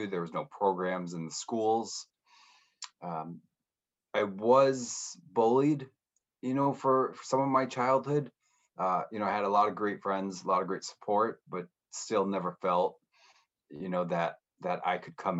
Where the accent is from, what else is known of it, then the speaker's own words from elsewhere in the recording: northern New Hampshire, United States; also born or lived in Tampa; now in Boston, United States; I grew up in New England, specifically in northern New Hampshire